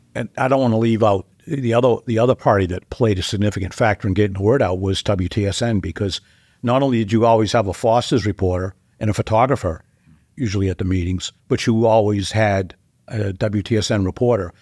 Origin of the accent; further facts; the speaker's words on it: Dover, New Hampshire, United States; I grew up in Dover. I was, uh, third generation Dover.